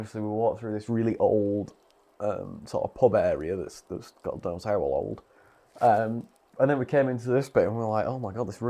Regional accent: Bolventor, South West England, United Kingdom; I don't speak... yeah, but we're from Bolventa.

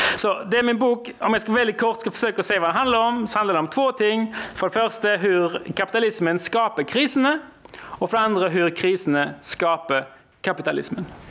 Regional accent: Norway; Swedish is a second language; Jag är alltså från Norge

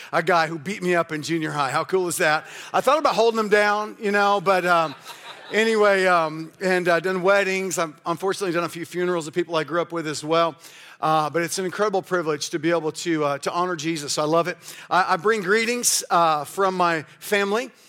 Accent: Kansas City, United States; also born or lived in Kalamazoo; We changed it to Life Mission Church, uh, in my hometown

